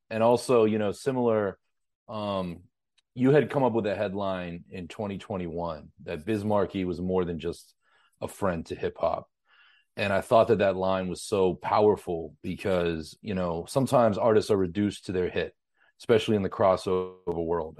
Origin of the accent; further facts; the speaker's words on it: Pittsburgh, Pennsylvania, United States; moved away; I'm originally from Pittsburgh, Pennsylvania